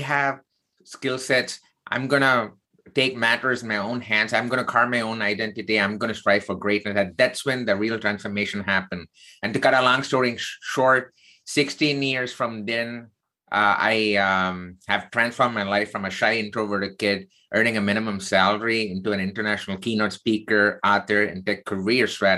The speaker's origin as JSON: {"language": "English", "region": "South India", "country": "India", "tie": "born or raised there", "moved": "yes", "lives_now": "United States", "said": "I was not born in the United States. So I grew up in the southern part of India"}